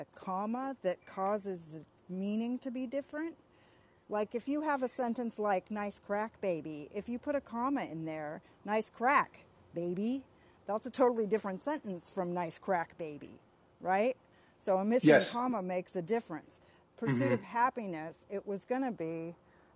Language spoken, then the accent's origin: English; California, United States; when I was growing up in California